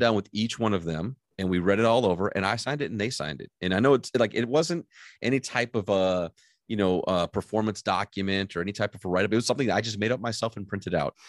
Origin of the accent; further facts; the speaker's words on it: Michigan, United States; I grew up in Michigan, uh, and I moved from the lower part of Michigan to the upper part of Michigan